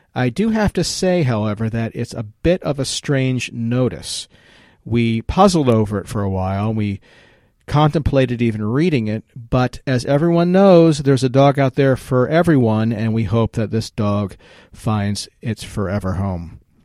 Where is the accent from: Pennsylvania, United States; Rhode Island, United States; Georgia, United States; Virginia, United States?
Virginia, United States; my home state of Virginia